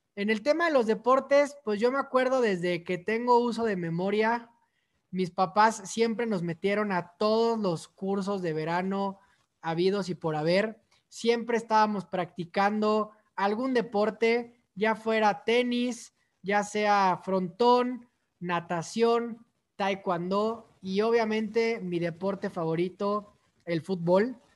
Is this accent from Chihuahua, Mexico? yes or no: no; Mexico City, Mexico; soy originario de la Ciudad de México